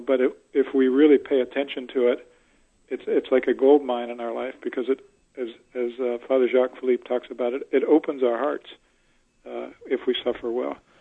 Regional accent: Pittsburgh, Pennsylvania, United States; moved away; also born or lived in Tallahassee, Florida; I'm I'm from Pittsburgh originally.

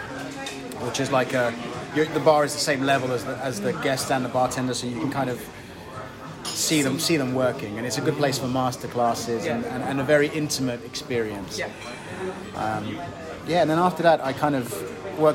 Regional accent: Dagenham, London, United Kingdom; I was born in Dagenham, which is Zone 5, out in the sticks

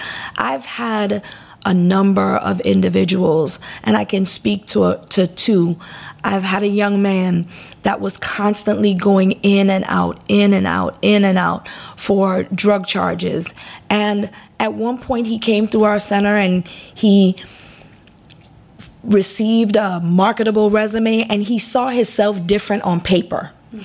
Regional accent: U.S. Virgin Islands; I was raised in the Virgin Islands.

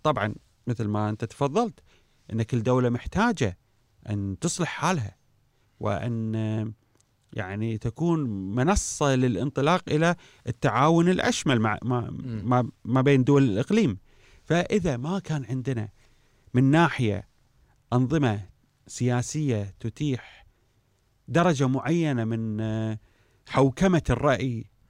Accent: Kuwait; احنا في الكويت

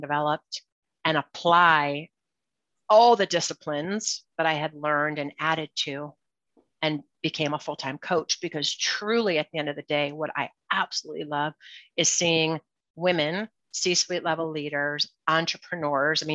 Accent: Cleveland, Ohio, United States; I'm from Cleveland, Ohio

